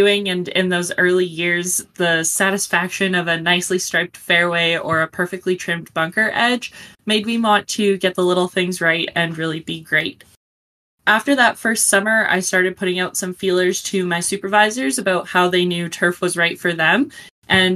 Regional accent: Calgary, Alberta, Canada; I'm from Calgary, Alberta, Canada

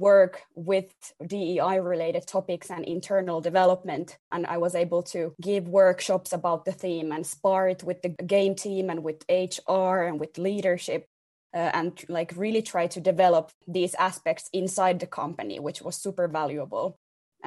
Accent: Tampere, Pirkanmaa, Finland; moved away as an adult; now in Helsinki, Finland; I was born and raised in Tampere.

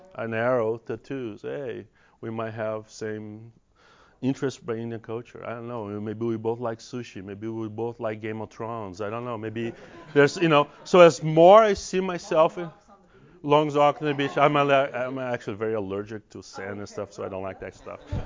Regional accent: Brazil; English is a second language; moved away as an adult; also born or lived in Salt Lake City, United States / San Diego, United States / Los Angeles, United States; now in United States; I have an accent. I'm, I'm from Brazil. I'm Brazilian.

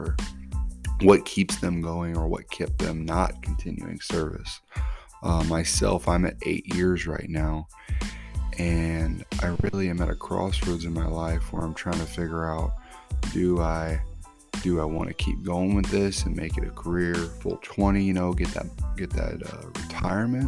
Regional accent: Vienna, Missouri, United States; also born or lived in St. Louis, Missouri; I spent most of my life out here in a little town called Vienna, Missouri.

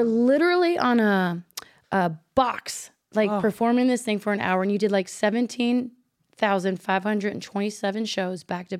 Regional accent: the South, United States; because I'm from the South, and I'm polite anyway

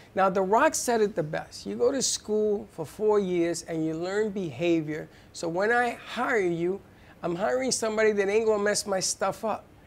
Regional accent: New York City, New York, United States; I'm a kid from the Bronx. I grew up in the Bronx

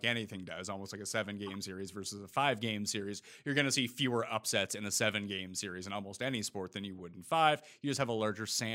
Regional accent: Canada; I'm Canadian

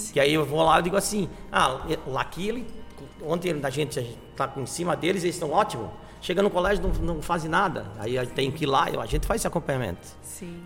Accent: Florianópolis, Santa Catarina, Brazil; moved away as an adult; now in Tubarão, Brazil; eu sou de Florianópolis

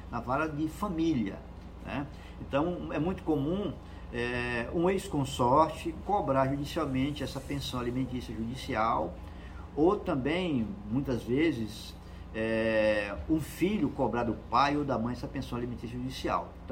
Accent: Northeast Region, Brazil; Tem, como diz no Nordeste, no interior do Nordeste, eu sou nordestino

